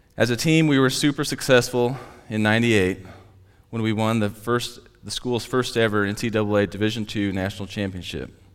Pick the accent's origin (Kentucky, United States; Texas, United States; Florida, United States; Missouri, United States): Missouri, United States; Platte City; also born or lived in Tracy; I loved growing up in Platte City.